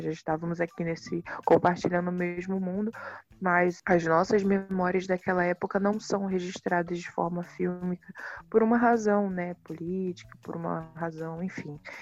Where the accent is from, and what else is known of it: Baixada Fluminense, Rio de Janeiro, Brazil; born or raised there